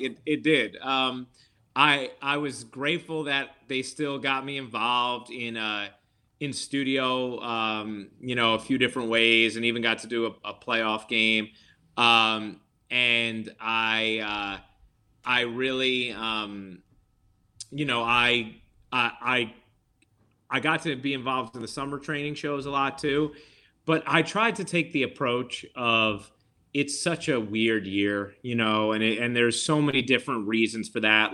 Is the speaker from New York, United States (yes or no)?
yes; New York, United States; also born or lived in Dutchess County / the Bronx / Manhattan; I'm from New York. I've lived here. you know, I've lived either, uh, in, uh, Dutchess County, the Bronx, or Manhattan my entire life